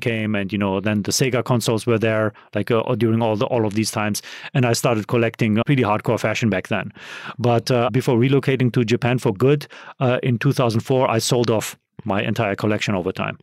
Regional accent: Germany; moved away; so I'm from Europe, so I'm from Germany

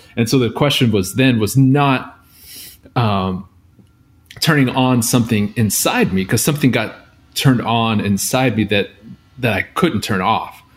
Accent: outside of Seattle, Washington, United States; I grew up outside of Seattle um, in a small town

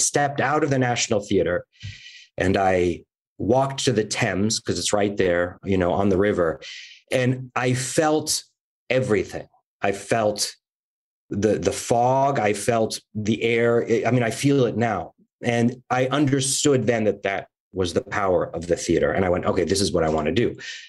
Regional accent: San Francisco Bay Area, California, United States; also born or lived in Oakland / Berkeley / Dallas, Texas / New York; now in Los Angeles, United States; I'm originally from the Bay Area, San Francisco. I'm a proud Californian.

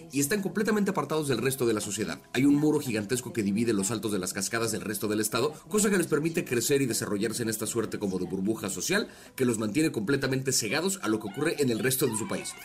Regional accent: Mexico; como mexicanos

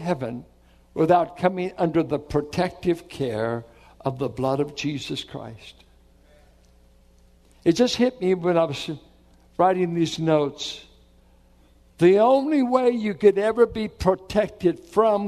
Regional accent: Richmond, United States; I grew up in Richmond

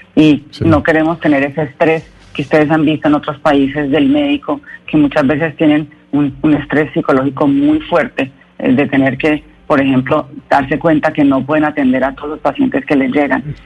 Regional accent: Colombia

